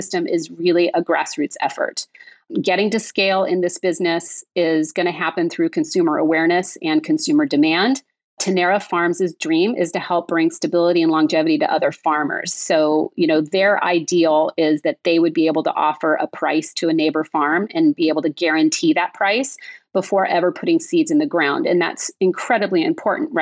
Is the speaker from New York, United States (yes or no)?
no; California, United States; I'm from California. It's really different out here